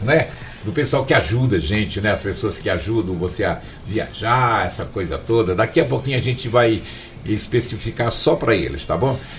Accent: Capanema, Pará, Brazil; Eu que sou capanemense nato

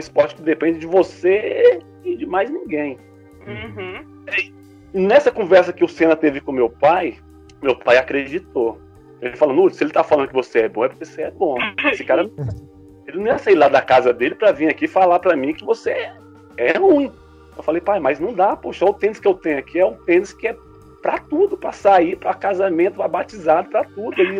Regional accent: Sobradinho, Federal District, Brazil; Eu sou de Sobradinho, como o Lucas falou aí alguns minutos atrás.

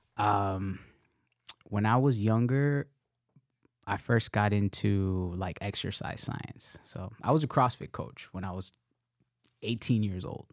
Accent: Nicaragua; I'm from Nicaragua

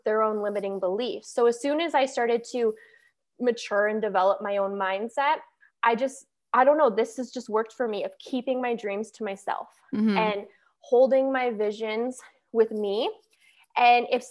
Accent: Calgary, Alberta, Canada; moved away as an adult; now in Fort Lauderdale, United States; I am from Calgary, Alberta, and now I currently live in Fort Lauderdale, Florida.

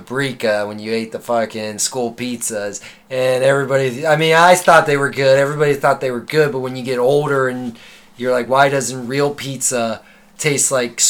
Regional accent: Cincinnati, Ohio, United States; we're from Cincinnati.

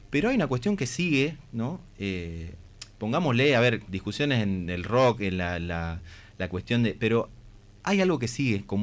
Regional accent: Catamarca, Argentina; now in Tucumán, Argentina; yo vine desde Catamarca hace 10 años más o menos, en 2012

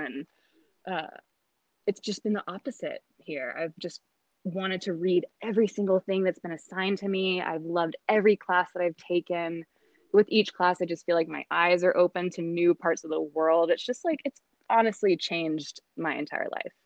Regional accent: South Carolina, United States; moved away as an adult; now in Humboldt County, United States; I'm originally from South Carolina, and I've been out here in Humboldt for about six years now

